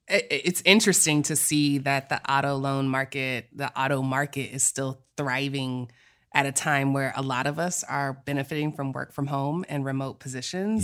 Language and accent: English; Texas, United States; we're from Texas